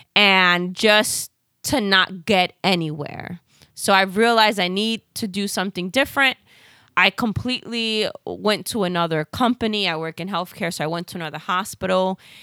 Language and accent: English; New York City, New York, United States; accent: Bronx; my Bronx accent